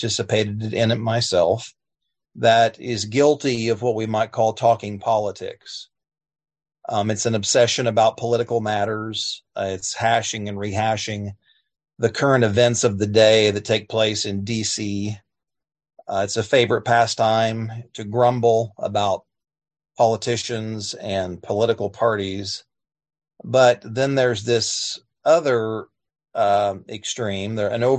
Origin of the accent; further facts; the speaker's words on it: United States; As American Christians